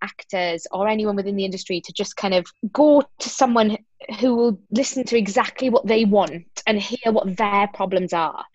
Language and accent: English; South Wales, United Kingdom; I'm from South Wales. My parents are Greek, so I'm Greek-Welsh